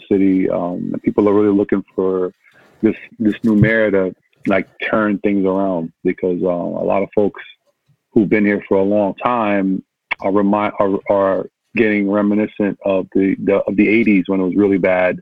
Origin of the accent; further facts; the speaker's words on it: New York City, New York, United States; also born or lived in Manhattan; Yeah, I'm born in Manhattan, literally born in Manhattan, raised in Brooklyn